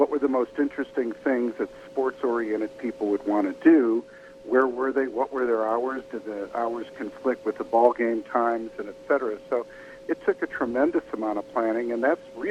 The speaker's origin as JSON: {"language": "English", "town": "Chicago", "region": "Illinois", "country": "United States", "moved": "yes", "said": "I'm originally from Chicago"}